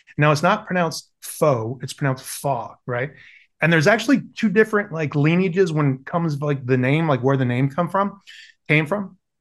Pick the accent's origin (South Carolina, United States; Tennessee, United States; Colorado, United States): South Carolina, United States; I grew up in South Carolina